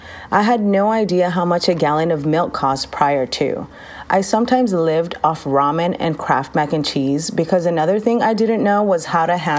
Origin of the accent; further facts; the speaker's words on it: Rosemead, California, United States; I was born in Los Angeles, California. I am of Latin descent. My father is from Puerto Rico and my mother is from El Salvador.